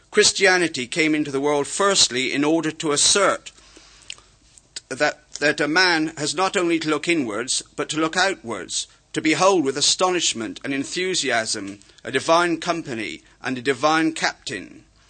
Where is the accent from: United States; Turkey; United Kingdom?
United Kingdom; Somerset, South West England; accent: Somerset; also born or lived in Wales; my Somerset accent